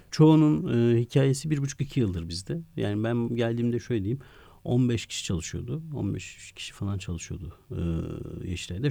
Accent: Ankara, Turkey; also born or lived in Kars; iki yaşında biz Ankara'ya taşınmışız. Ankara'nın da Sincan semtinde aslında Çocukluğum

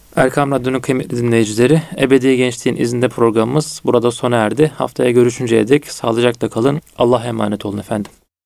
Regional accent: Çanakkale, Turkey; Bizim orada Çanakkale'de şey derler, e, ahiretliyim derler

